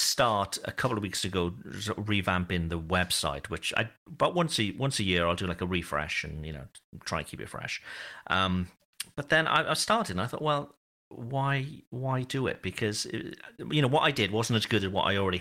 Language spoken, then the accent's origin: English; United Kingdom; moved away as an adult; also born or lived in Wales; now in France